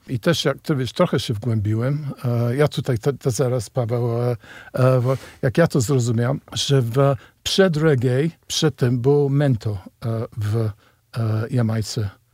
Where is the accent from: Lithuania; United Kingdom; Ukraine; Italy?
United Kingdom; Polish is a second language; moved away; ja z Wielkiej Brytanii, gdzie ja się trochę wychowałem na muzyce soul i reggae